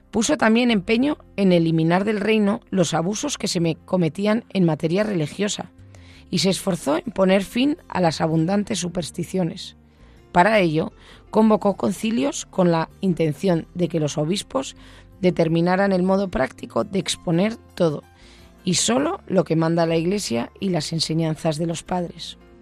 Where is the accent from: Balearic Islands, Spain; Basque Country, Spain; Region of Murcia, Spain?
Basque Country, Spain; soy vasca